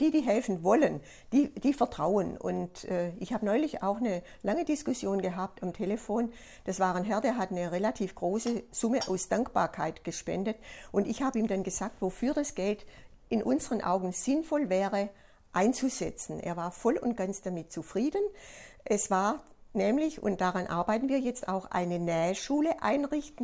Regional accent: Germany; bei uns in Deutschland

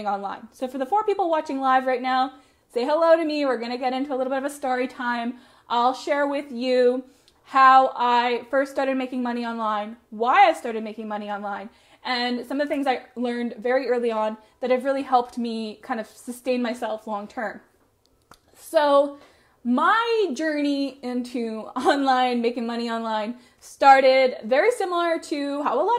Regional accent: Medicine Hat, Alberta, Canada; I ended up moving back to my hometown of Medicine Hat

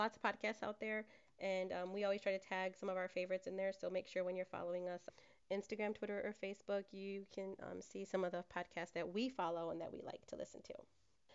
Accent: Detroit, Michigan, United States; moved away as an adult; now in San Antonio, United States; I'm from Detroit

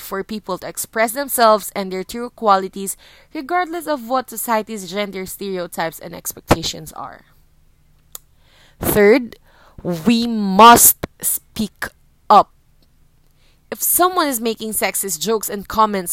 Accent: Philippines; as a Filipino woman

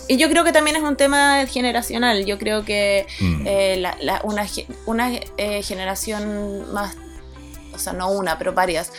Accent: Chile; moved away as an adult; also born or lived in Boston, United States / New York, United States; yo me fui a estudiar música de Estados Unidos cuando tenía 19 años, salí del colegio a los 18, pasaron 6 meses y me fui. Y estuve 4 años, 3 años y medio, 4 años en, Boston, eh, después 6 meses en Nueva York, después me volví a Chile

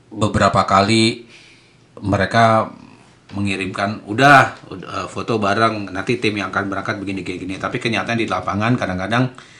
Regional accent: Java, Indonesia; saya orang Jawa

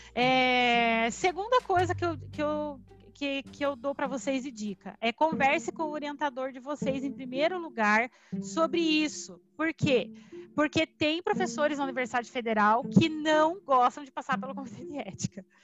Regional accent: Curitiba, Paraná, Brazil; born or raised there; moved away as an adult; now in Londrina, Brazil

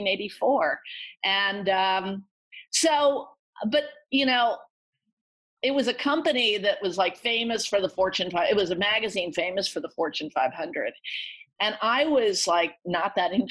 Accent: Allentown, Pennsylvania, United States; I grew up in Allentown, Pennsylvania

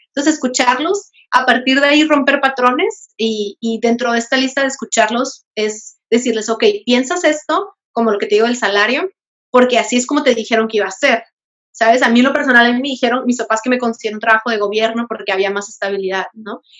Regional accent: Veracruz, Mexico; moved away; also born or lived in Baja California; soy originaria de Veracruz

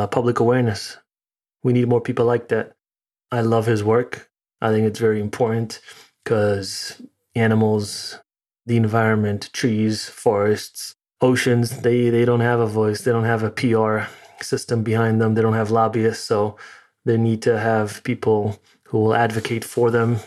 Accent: New York City, New York, United States; moved away as an adult; now in Connecticut, United States; So right now, physically in Connecticut, but originally in New York.

